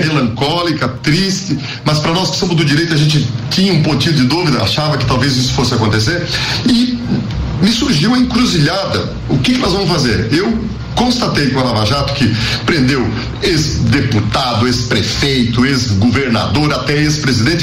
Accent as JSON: {"language": "Portuguese", "town": "Campo Erê", "region": "Santa Catarina", "country": "Brazil", "tie": "born or raised there", "also_born_or_lived": "São Lourenço do Oeste / Florianópolis", "moved": "as an adult", "lives_now": "Blumenau, Brazil", "said": "sou oriundo do oeste de Santa Catarina, onde eu nasci, numa pequeníssima cidade chamada Campoerê"}